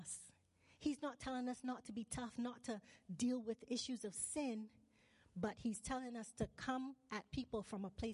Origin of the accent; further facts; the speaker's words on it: Barbados; moved away as an adult; also born or lived in Manitoba, Canada; now in British Columbia, Canada; I was born in Barbados. I moved to Manitoba when I was 17. I lived there for 12 years. I went back to Barbados.